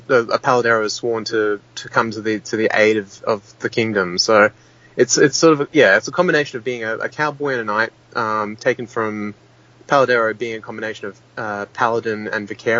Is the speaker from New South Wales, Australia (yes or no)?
yes; Sydney, New South Wales, Australia; I remember being 6 years old and playing on a playground growing up in Sydney.